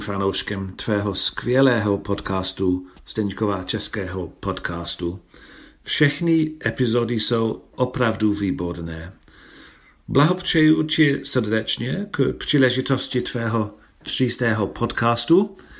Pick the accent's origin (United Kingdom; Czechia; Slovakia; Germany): United Kingdom; England; Czech is a second language; z Anglie